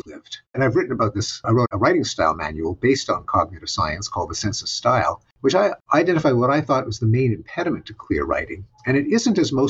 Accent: Quebec, Canada; moved away; growing up in Quebec

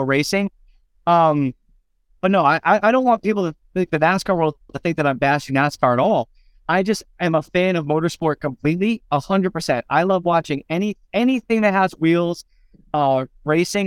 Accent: Phoenix, Arizona, United States; born or raised there

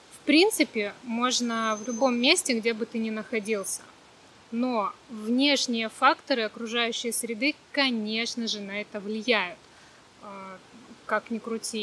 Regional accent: Sakhalin Oblast, Russia; also born or lived in Krasnodar; now in Vietnam; родилась на Сахалине

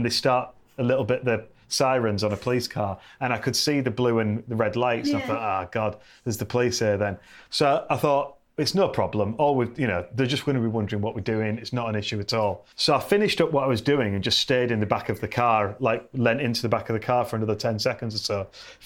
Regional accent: England, United Kingdom; I'm from England, mate

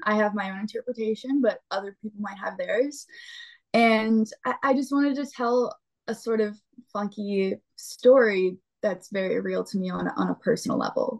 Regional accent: Pennsylvania, United States; I'm from Pennsylvania, so I and my family is from Ohio and North Carolina

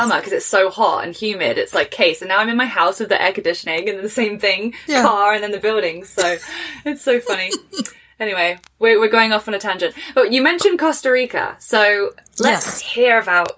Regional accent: England, United Kingdom; an English girl

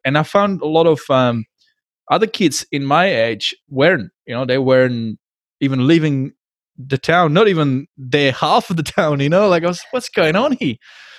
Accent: Frýdek-Místek, Moravian-Silesian Region, Czechia; I come from a town which was split by a river. It used to be two towns. The name of the town now is called Friedek Miestek.

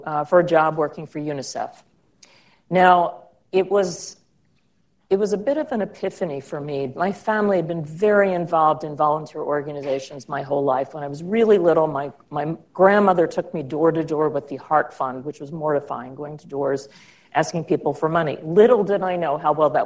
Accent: outside of Baltimore, Maryland, United States; I grew up outside of Baltimore and in an area that now is more developed, but the time I grew up was rural.

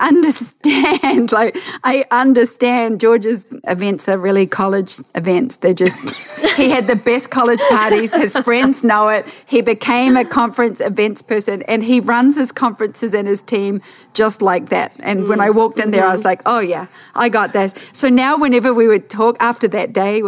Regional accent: New Zealand

